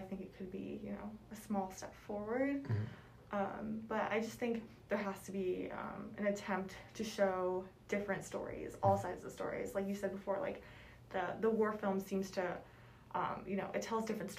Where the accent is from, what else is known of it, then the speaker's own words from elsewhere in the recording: United States; our core identity as American. I feel like, you know, growing up, you're taught, you know, the U.S. is the best country in the world